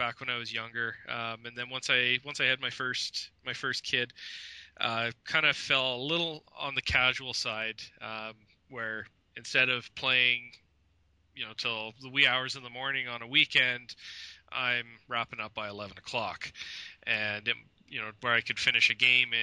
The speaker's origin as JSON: {"language": "English", "country": "Canada", "said": "I'm in Canada. I'm Canadian."}